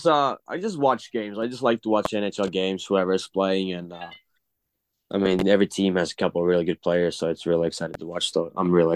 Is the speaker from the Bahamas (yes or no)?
no; Finland; English is a second language; now in St. Cloud, United States; Yeah, I mean, I just don't think I can do any NIL deals because I'm from Finland